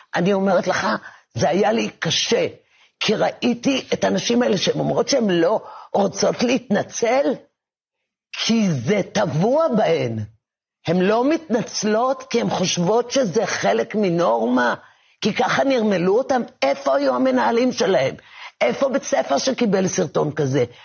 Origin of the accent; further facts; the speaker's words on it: Givatayim, Tel Aviv District, Israel; לבית ספר יסודי, אה, לתחושה הזאת של אה, בבית, בגבעתיים